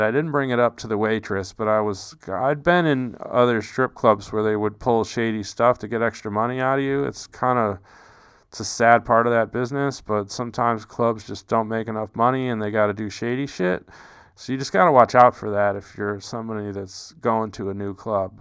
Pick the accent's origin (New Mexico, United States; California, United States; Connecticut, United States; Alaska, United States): New Mexico, United States; I'm from New Mexico